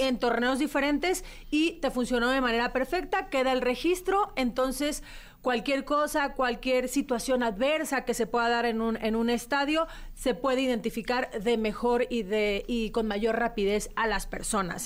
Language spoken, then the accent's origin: Spanish; Mexico